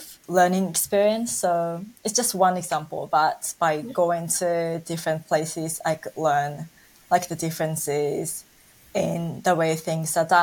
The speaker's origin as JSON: {"language": "English", "region": "Osaka", "country": "Japan", "tie": "born or raised there", "said": "I was born and raised in Osaka, which is the second largest city in Japan, next to Tokyo."}